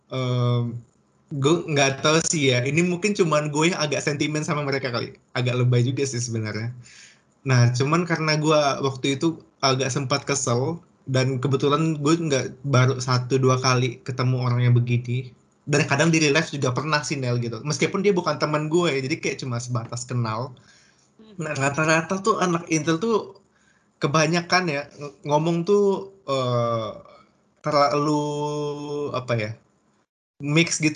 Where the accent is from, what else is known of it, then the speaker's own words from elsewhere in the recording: Indonesia; now in Germany; gue tuh nggak semata-mata ngebawa kebiasaan gue yang di Indo, selain gue bawa bahasa Indo gue ke sini